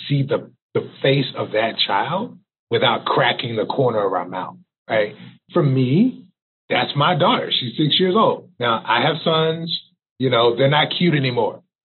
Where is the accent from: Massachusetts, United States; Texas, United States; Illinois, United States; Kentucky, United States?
Texas, United States; moved away; also born or lived in Missouri; I'm originally from Texas